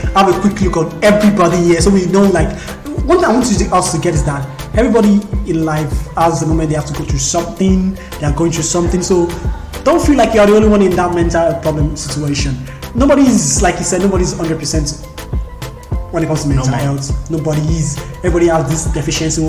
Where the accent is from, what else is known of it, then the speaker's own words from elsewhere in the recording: Nigeria; as a Nigerian.